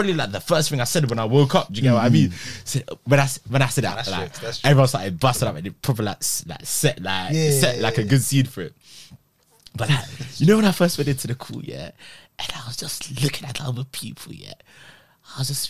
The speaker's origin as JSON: {"language": "English", "country": "Nigeria", "said": "I'm from Nigeria."}